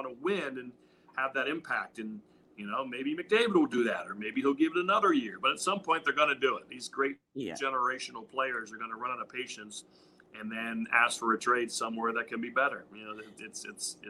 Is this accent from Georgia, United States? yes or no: no; Steubenville, Ohio, United States; also born or lived in Pittsburgh, Pennsylvania / Western Pennsylvania; Then I moved to Steubenville, Ohio, which is kind of a tough blue collar steel mill town. Lived there from age 11 through college